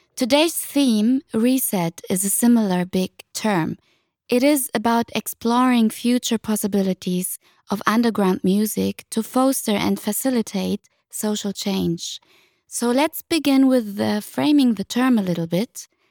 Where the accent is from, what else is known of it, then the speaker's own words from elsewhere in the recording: Germany; I'm a first generation Tunisian migrant, working class child, born and raised in Germany.